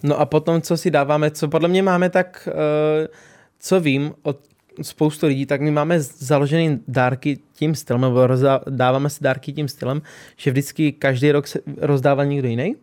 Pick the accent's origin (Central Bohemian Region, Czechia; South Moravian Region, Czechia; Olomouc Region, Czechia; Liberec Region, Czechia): Olomouc Region, Czechia; Olomouc; u nás doma v Olomouci